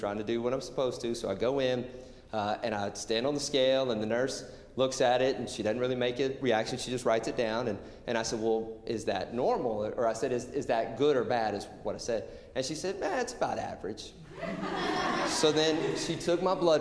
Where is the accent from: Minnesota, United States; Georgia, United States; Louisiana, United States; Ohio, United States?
Georgia, United States; now in Portland, United States; I grew up in the South in Georgia, and in the high school that I grew up